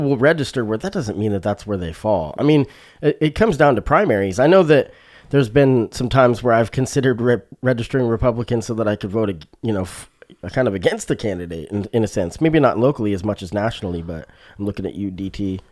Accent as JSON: {"language": "English", "town": "Springfield", "region": "Oregon", "country": "United States", "tie": "born or raised there", "said": "this is my hometown, you know, it's, it's Springfield, Oregon. So I've lived in Springfield, Oregon. I moved here when I was eleven"}